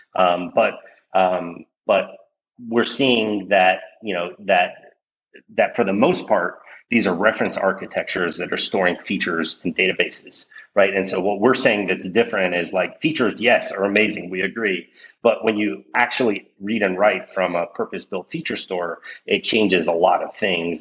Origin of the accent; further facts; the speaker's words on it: Mexico; moved away; I'm originally from Mexico